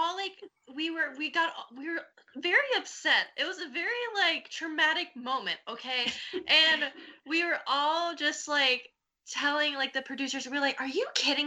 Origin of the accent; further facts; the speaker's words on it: Florida, United States; my hometown, which is Florida. I was born and raised here